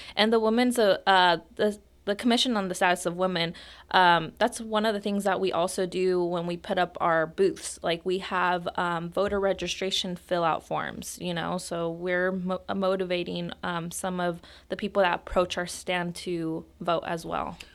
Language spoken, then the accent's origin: English; Roseland, California, United States; I grew up here in Roseland. I've been in Roseland my entire life